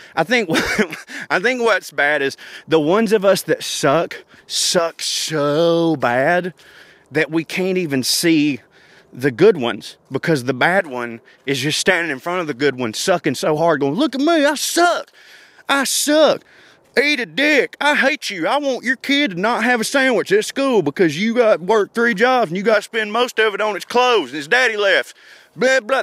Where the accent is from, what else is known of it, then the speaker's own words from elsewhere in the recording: the South, United States; the South, obviously, because it's my home